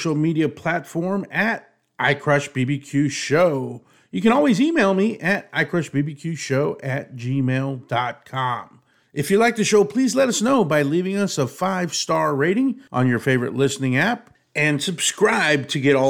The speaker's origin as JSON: {"language": "English", "town": "Abilene", "region": "Texas", "country": "United States", "tie": "born or raised there", "said": "I grew up in Abilene, which is West Texas"}